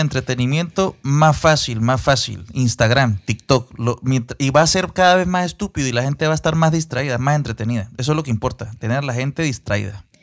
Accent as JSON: {"language": "Spanish", "country": "Venezuela", "said": "como venezolano y como ciudadano del mundo"}